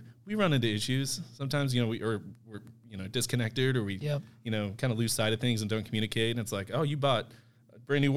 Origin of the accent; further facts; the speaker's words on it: Central Missouri, United States; also born or lived in Kansas; I'm from Central Missouri.